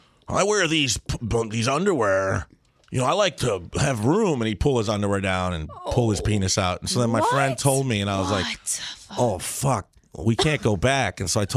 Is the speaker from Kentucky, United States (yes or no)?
no; Chicago, Illinois, United States; the west side of Chicago.